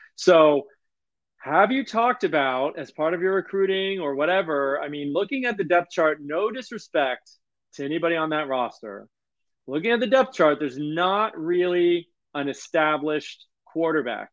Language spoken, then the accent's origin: English; South Florida, United States; I'm from South Florida